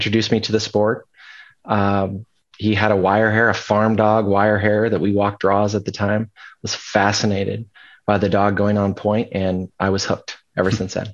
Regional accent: Des Moines, Iowa, United States; Born and raised in the Des Moines area.

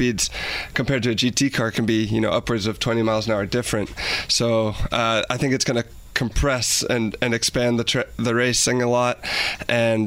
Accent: United States

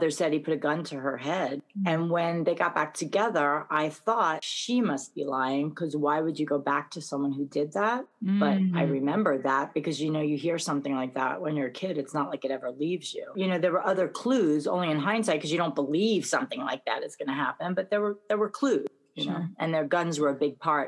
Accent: New York City, New York, United States; I grew up in Brooklyn with a Jewish wannabe Italian father

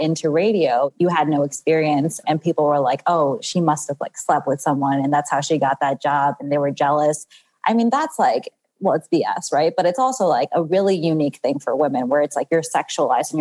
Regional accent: New York City, New York, United States; I grew up in Ozone Park, Queens

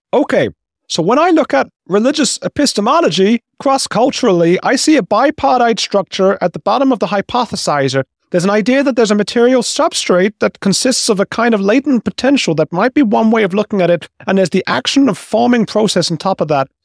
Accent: England, United Kingdom; moved away; also born or lived in Latin America; I grew up in a J, Jewish family as, as well in England

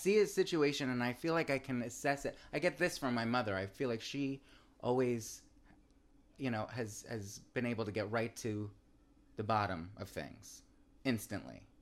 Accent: New York, United States; from New York, where my father's from, and I'm a New Yorker, too.

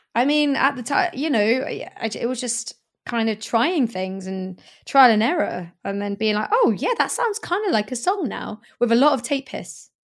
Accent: Swindon, South West England, United Kingdom; also born or lived in Hackney, London / Greenwich, London; now in London, United Kingdom; my hometown of Swindon

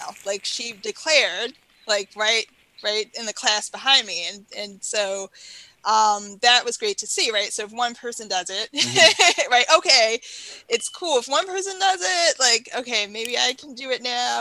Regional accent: Baltimore, Maryland, United States; So I grew up in Baltimore City

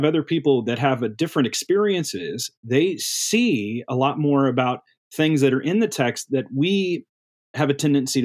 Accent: Midwest, United States; I grew up in the Midwest

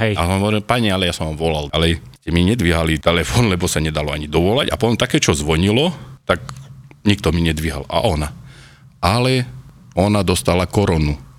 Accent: Spišská Nová Ves, Košice Region, Slovakia; zo Spiskej Novej Vsi a pracujem na DP v Levoči

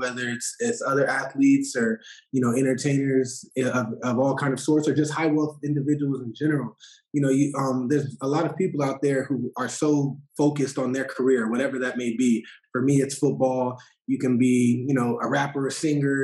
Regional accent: Arizona, United States; I'm actually born and raised in Arizona

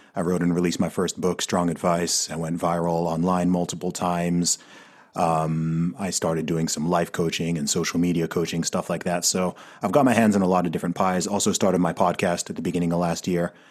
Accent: Saudi Arabia; also born or lived in Africa; now in United Kingdom; I grew up in Saudi Arabia

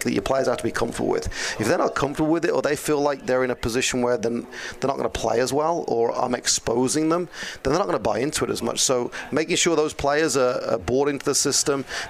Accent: Birmingham, West Midlands, United Kingdom; now in United States; Birmingham, England

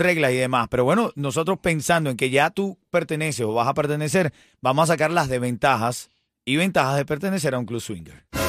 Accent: Venezuela; soy venezolano

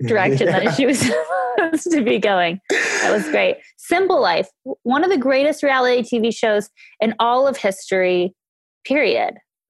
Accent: Thousand Oaks, California, United States; Thousand Oaks, California, my hometown.

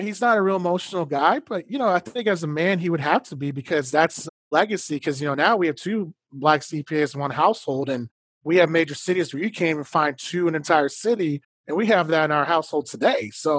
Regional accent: Katy, Texas, United States; now in Austin, United States; in my hometown, Katy, Texas, where, you know, I might be one or two black honors kids.

